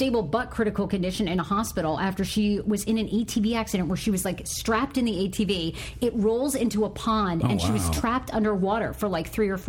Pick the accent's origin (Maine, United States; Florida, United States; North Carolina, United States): Maine, United States; moved away; You know, I grew up in, like, redneck Maine.